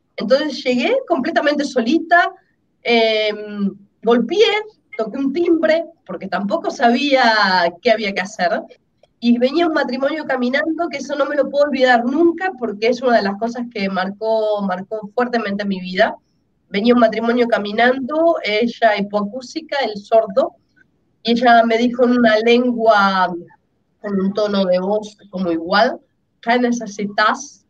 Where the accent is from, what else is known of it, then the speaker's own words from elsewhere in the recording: Argentina; yo soy argentina